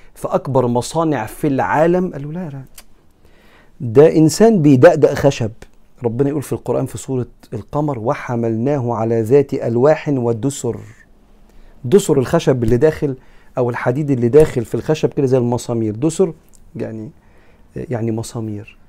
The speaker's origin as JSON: {"language": "Arabic", "country": "Egypt", "said": "أنا كمصري"}